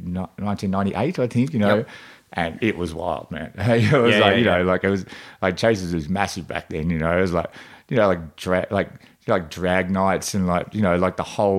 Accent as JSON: {"language": "English", "area": "Gippsland", "region": "Victoria", "country": "Australia", "tie": "born or raised there", "moved": "as an adult", "lives_now": "Melbourne, Australia", "said": "I grew up in the country. I grew up down in Gippsland"}